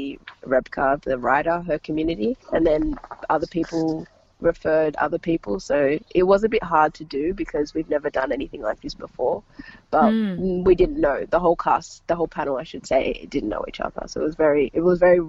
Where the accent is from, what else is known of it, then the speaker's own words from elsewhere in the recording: Australia; I'm from Australia